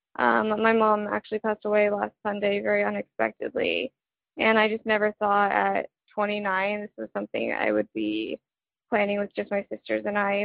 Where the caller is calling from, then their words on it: Denver, Colorado, United States; I'm calling from Denver, Colorado